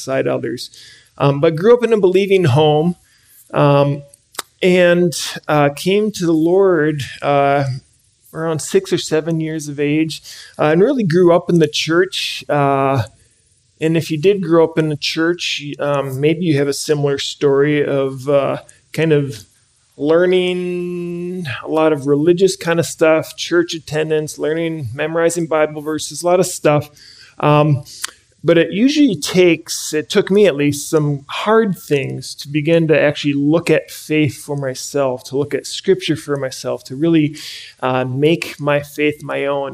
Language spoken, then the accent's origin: English; Andover, Minnesota, United States; I grew up in the Twin Cities, grew up locally up in Andover